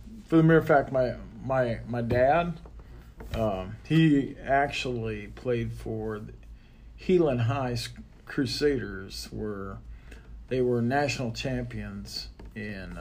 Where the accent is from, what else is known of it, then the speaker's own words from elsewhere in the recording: Sergeant Bluff, Iowa, United States; now in St. George, United States; I grew up in a small town called Sergeant Bluff, Iowa.